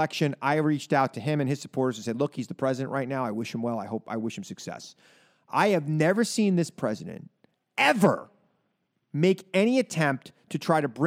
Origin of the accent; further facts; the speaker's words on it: Long Island, New York, United States; I was born on Long Island